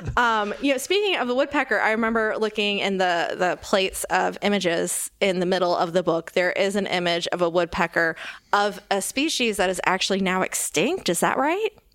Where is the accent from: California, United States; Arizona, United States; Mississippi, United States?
Mississippi, United States; Bay St. Louis; I'm from Bay Saint Louis. That's where I grew up